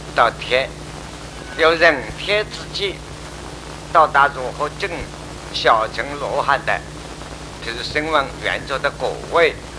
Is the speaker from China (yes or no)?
yes; China; 我们中国人